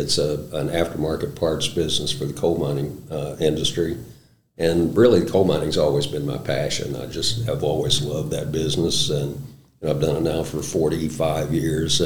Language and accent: English; West Virginia, United States; moved away as an adult; also born or lived in Utah; now in Southern Illinois, United States; I'm originally from West Virginia. I left West Virginia, was born and raised in West Virginia